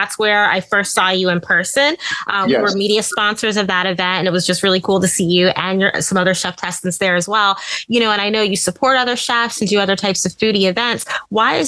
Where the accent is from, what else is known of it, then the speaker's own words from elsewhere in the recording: Indianapolis, Indiana, United States; now in New York, United States; I live in New York now, but I'm originally from Indianapolis. So I grew up around Amish communities